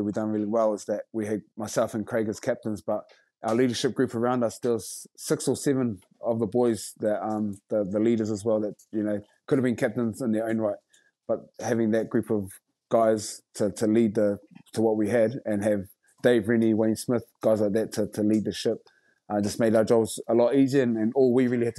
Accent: Rotorua, Bay of Plenty, New Zealand; I've done, you know, haka all my life pretty much, growing up in Rotorua and schools and kapa haka

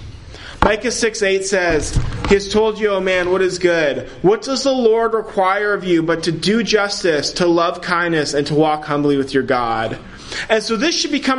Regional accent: Ontario, Canada; I'm from Ontario, so social media is great because I can connect with family in different provinces

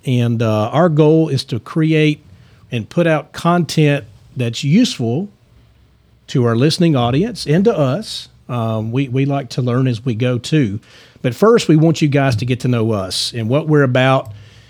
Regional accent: Lebanon, Tennessee, United States; now in Franklin, United States; I grew up in Lebanon, Tennessee, and I've been in Franklin.

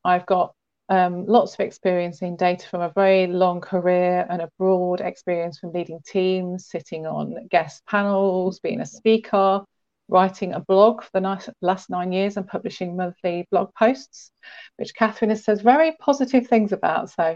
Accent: England, United Kingdom; I'm a southern softie

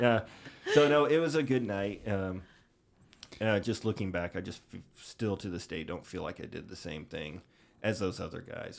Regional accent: Jacksonville, Illinois, United States; my hometown of Jacksonville, Illinois

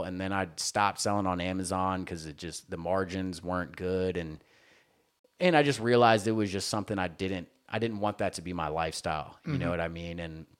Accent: the South, United States; I mean, just growing up in the South, dude, it was …, …, …

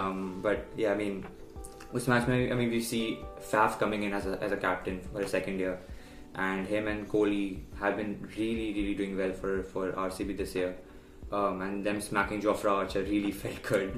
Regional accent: India; as an Indian

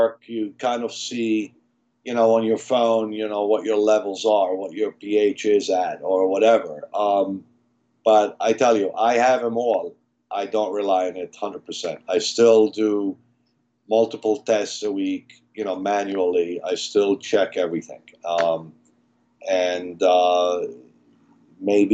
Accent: Malta; moved away; I'm actually from Malta, small island in Europe, in the middle of the Mediterranean, where I was in a biology class

